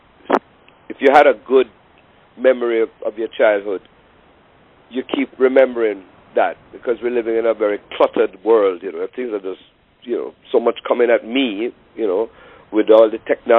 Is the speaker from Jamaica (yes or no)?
yes; Kingston, Jamaica; now in United States; I grew up in Kingston, Jamaica